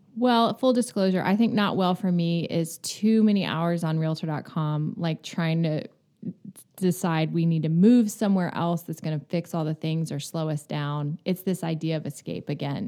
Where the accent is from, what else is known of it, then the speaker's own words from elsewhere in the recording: Florida, United States; moved away; also born or lived in New York; I grew up in Florida on the Gulf